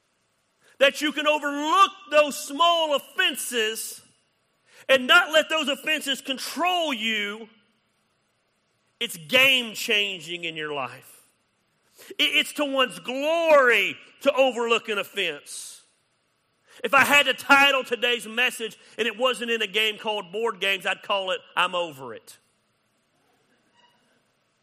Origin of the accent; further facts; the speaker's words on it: United States; I'm proud to be an American. I love being American.